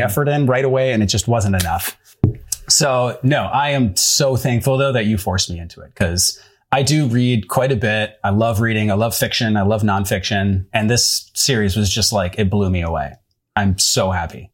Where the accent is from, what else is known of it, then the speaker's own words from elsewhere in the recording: St. Cloud, Minnesota, United States; moved away as an adult; now in Brooklyn, United States; I'm from Saint Cloud, Minnesota